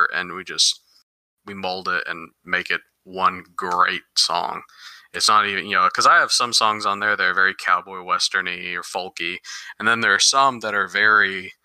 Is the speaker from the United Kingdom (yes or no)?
no; United States; I was born and raised in the United States